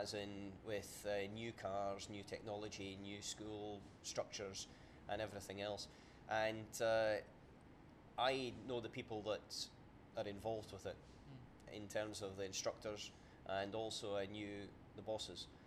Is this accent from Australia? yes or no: no; Scotland, United Kingdom; about 15 miles from where I was born and brought up in Scotland